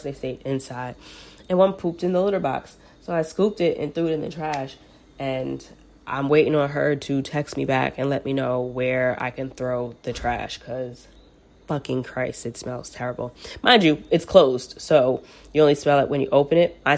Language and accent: English; New York, United States; New York